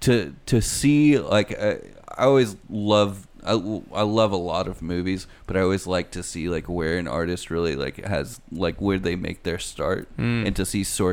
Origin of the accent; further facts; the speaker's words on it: Canada; I'm Canadian.